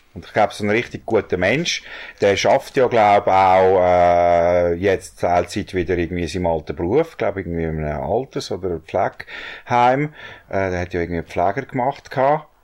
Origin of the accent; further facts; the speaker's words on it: Switzerland; bei uns in der Schweiz